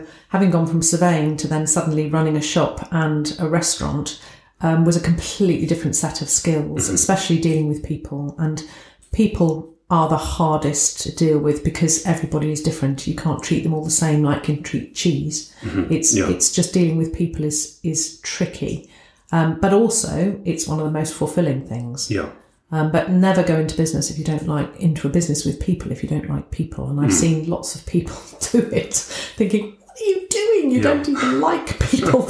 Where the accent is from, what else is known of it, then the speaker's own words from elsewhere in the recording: England, United Kingdom; accent: southern, posh; moved away as an adult; now in Scunthorpe, United Kingdom; I'm brought up down south, as you can tell from my accent.